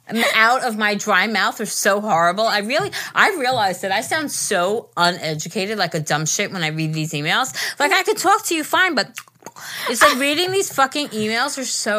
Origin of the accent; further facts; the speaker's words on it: Pittsburgh, Pennsylvania, United States; I'm from Pittsburgh.